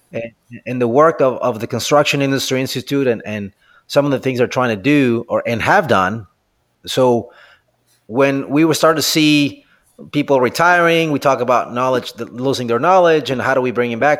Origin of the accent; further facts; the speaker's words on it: Mexico; moved away as an adult; now in United States; I'm originally from Mexico, and I ended up here in, in the U S